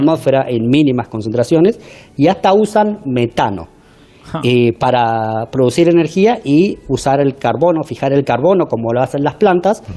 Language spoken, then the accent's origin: Spanish; Argentina; accent: Argentine; now in United States; buen argentino